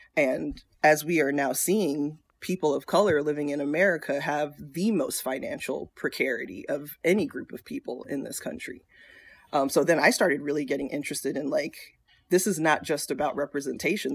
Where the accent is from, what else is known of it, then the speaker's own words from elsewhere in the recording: South Florida, United States; moved away as an adult; also born or lived in Chicago / North Carolina; I grew up in South Florida.